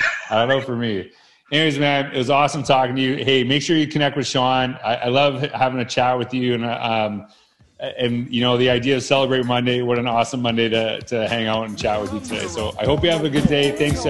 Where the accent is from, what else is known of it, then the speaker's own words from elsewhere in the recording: Humboldt, Saskatchewan, Canada; So I grew up in Humboldt, Saskatchewan.